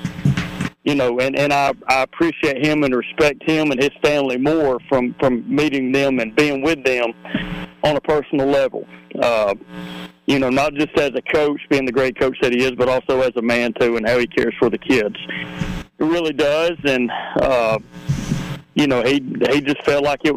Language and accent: English; Northeast Alabama, United States; moved away as an adult; also born or lived in Montgomery, Alabama; now in Fairhope, United States; I'm from Northeast Alabama